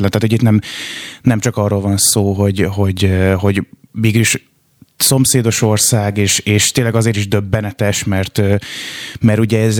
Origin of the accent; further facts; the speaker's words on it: Szeged, Csongrád-Csanád, Hungary; now in Budapest, Hungary; én most Budapesten élek és dolgozom, de én alapvetően Szegedi vagyok